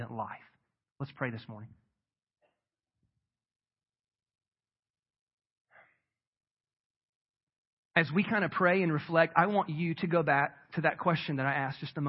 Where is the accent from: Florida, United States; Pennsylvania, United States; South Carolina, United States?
South Carolina, United States; moved away; I grew up in South Carolina and my mom still lives in the house I was raised